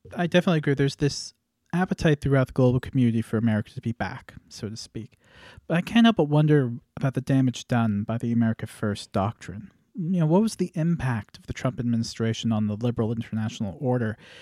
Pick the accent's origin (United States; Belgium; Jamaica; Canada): Canada; me being a Canadian